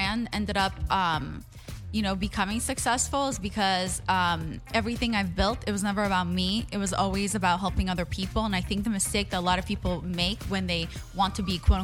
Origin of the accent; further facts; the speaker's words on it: Israel; English is a second language; also born or lived in Russia; now in United States; I'm an immigrant. I was born in Russia. I grew up in Israel. And then we won the green card lottery and I moved to the U.S.